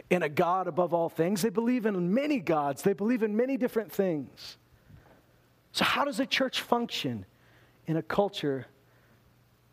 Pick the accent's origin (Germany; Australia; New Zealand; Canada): Canada; Loon Lake, Saskatchewan; also born or lived in Lloydminster, Alberta; I've lived every day of my life in Canada. I was born in Meadow Lake, Saskatchewan. Grew up in Loon Lake, Saskatchewan and Lloydminster, Alberta.